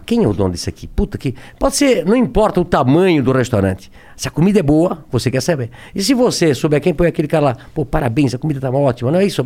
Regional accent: Brusque, Santa Catarina, Brazil; born or raised there

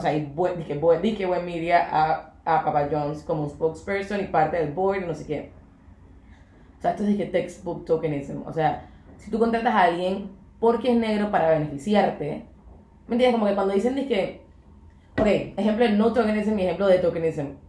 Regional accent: Panama; somos súper panameñas

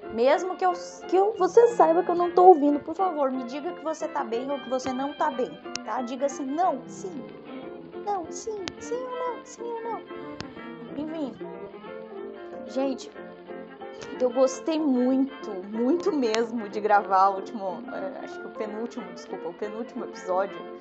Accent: Rio Grande do Sul, Brazil; eu sou gaúcha

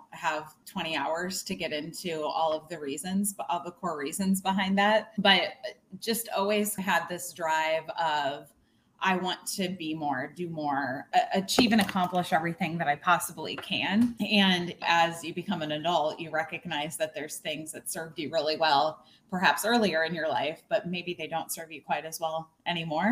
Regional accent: Illinois, United States; I grew up in a really small town in Illinois, on the Illinois-Iowa border.

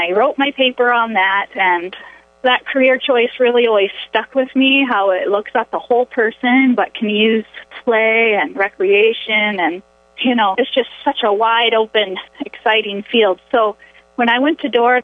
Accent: Orange City, Iowa, United States; moved away as an adult; now in Rapid City, United States; I grew up in Orange City, Iowa

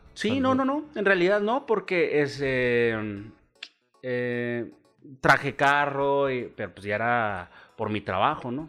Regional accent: Chihuahua, Mexico; also born or lived in Mexico City; nací en la Ciudad de México, nunca viví allá, en realidad me trajeron de tres meses

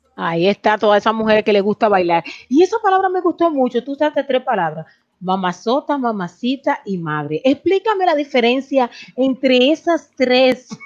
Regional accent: Dominican Republic; now in United States; como decimos los dominicanos

